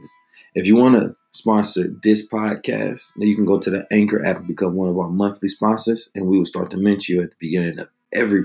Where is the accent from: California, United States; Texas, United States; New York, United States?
California, United States; Oakland; also born or lived in St. Louis, Missouri; I grew up on 2-4 Telegraph in Oakland